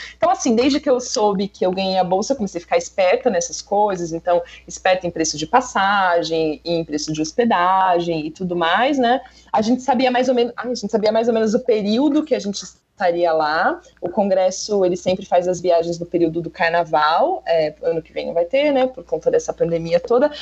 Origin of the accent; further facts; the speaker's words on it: Brazil; é do Brasil